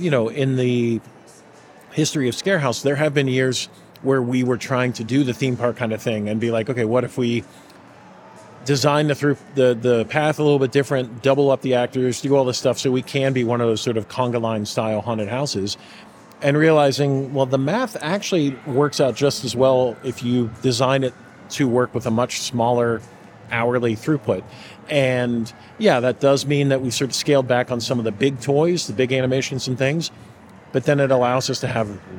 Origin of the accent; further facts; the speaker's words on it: Pittsburgh, Pennsylvania, United States; growing up in Pittsburgh and growing up the age I am